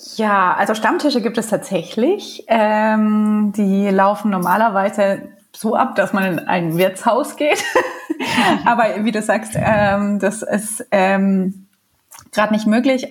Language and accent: German; Bamberg, Bavaria, Germany; now in Munich, Germany; ich komme ja auch nicht aus München oder nicht aus Bergnähe, sondern aus Bamberg